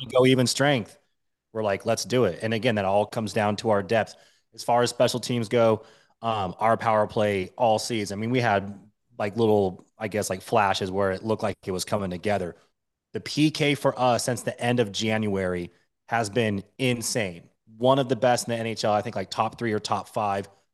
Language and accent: English; Washington, United States; also born or lived in Denver, Colorado; I'm born and raised in Washington State.